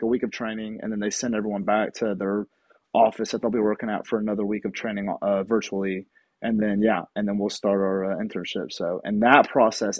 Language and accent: English; Chattanooga, Tennessee, United States; Chattanooga, which is my hometown